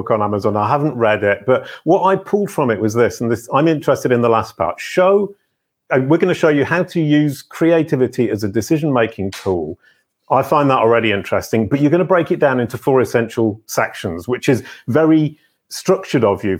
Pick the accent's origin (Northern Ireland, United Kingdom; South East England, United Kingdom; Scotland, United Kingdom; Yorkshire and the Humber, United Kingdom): Yorkshire and the Humber, United Kingdom; Leeds; moved away as an adult; now in France; I come from Leeds, but I didn't actually enjoy living there for my first 18 years